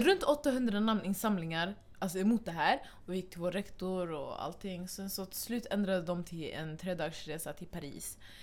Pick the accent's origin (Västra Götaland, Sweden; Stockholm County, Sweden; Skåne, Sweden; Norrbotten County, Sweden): Stockholm County, Sweden; Stockholm; vi kommer från Husby